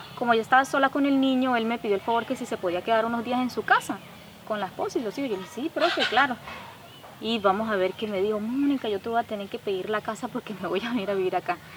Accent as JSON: {"language": "Spanish", "town": "La Mata", "region": "Cesar", "country": "Colombia", "tie": "born or raised there", "said": "yo me crié aquí en La Mata, eh, después de Pelaya, ahí. Me crié como hasta los 10 años ahí con mis abuelos"}